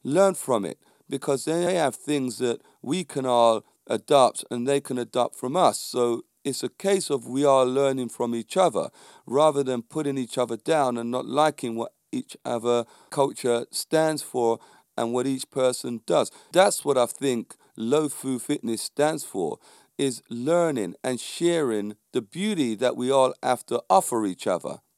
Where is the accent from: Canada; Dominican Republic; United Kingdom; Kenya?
United Kingdom; London; The community I was brought up in was a predominantly black community in, um, a, a road called Landor Road down there in Stockwell, near Clapham, near Brixton.